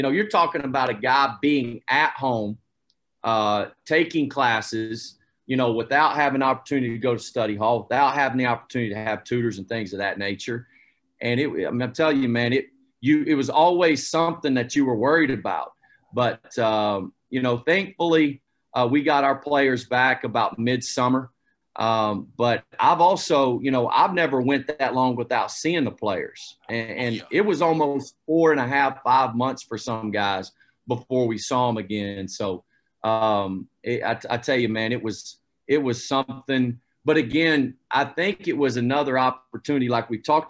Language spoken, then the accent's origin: English; United States; moved away; I grew up about an hour away from Asheville